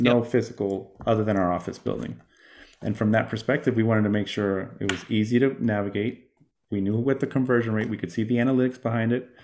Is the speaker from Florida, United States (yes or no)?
yes; Miami, Florida, United States; moved away; I come from Miami